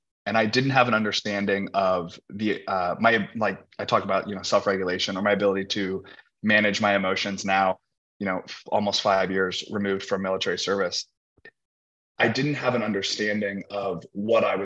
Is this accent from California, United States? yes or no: no; Indianapolis, Indiana, United States; moved away as an adult; now in Los Angeles, United States; I grew up in Indianapolis, Indiana. I'm a Midwest guy.